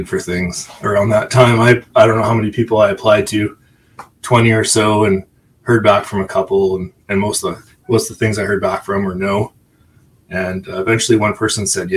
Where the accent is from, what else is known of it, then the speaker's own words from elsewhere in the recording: Calgary, Alberta, Canada; also born or lived in Banff; growing up in Calgary